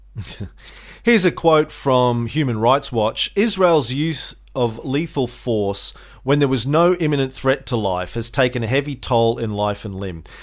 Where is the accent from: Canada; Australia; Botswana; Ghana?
Australia; as an Australian